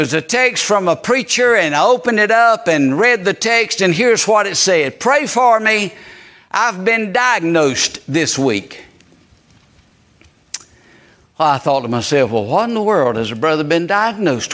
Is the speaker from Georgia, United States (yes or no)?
yes; Georgia, United States; also born or lived in Eastern North Carolina; now in North Carolina, United States; I'm a Georgia Bulldog fan because that's my home state